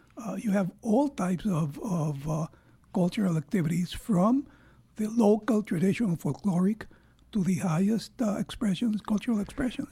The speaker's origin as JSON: {"language": "English", "country": "Puerto Rico", "tie": "born or raised there", "also_born_or_lived": "United States", "said": "I was born in Puerto Rico"}